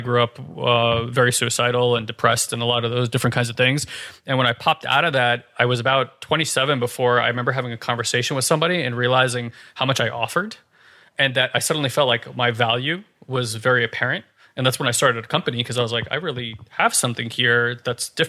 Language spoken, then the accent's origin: English; New Jersey, United States; I grew up in North Jersey